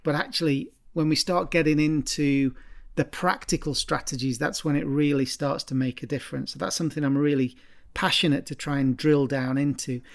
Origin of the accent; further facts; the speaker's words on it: Stoke-on-Trent, West Midlands, United Kingdom; I'm from Stoke originally.